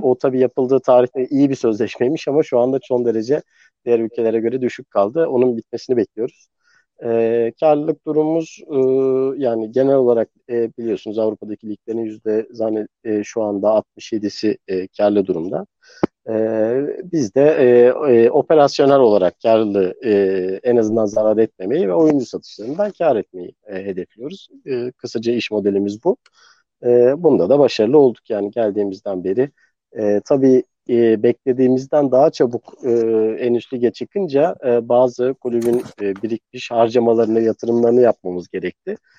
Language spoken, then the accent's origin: Turkish; Istanbul, Turkey; also born or lived in New York, United States; İstanbul'da büyüdüm